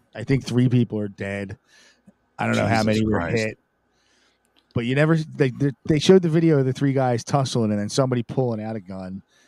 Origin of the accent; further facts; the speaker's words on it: Philadelphia, Pennsylvania, United States; It used to be a great town. It used to be. I used to be proud. I'm like, yeah, I'm from Philadelphia.